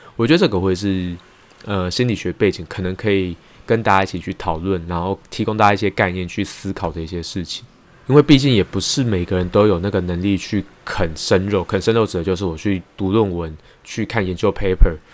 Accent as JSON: {"language": "Chinese", "country": "Taiwan", "tie": "born or raised there", "said": "我自己本身是在眷村长大的"}